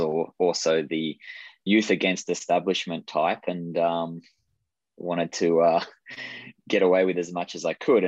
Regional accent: Australia; moved away; I grew up in Australia

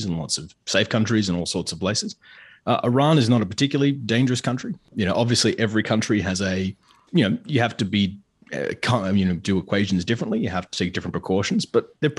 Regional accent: Australia; I'm Australian

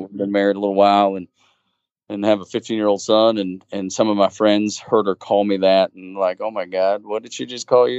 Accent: Dalton, Georgia, United States; born and raised a, a Georgia fan, uh, growing up in Georgia

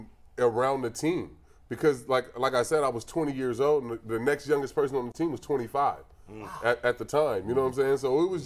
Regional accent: Vallejo, California, United States; moved away; I grew up in Vallejo

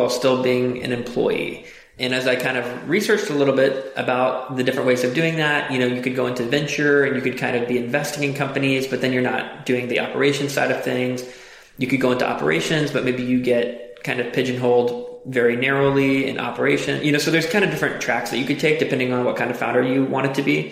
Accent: Cincinnati, Ohio, United States; also born or lived in Chicago; now in Austin, United States; I'm originally from Cincinnati, Ohio. Then I lived in Chicago for quite a while, and I now live in Austin, Texas.

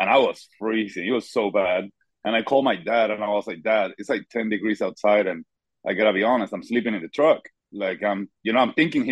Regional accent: Puerto Rico; I'm from Puerto Rico, so I never had the hunting background.

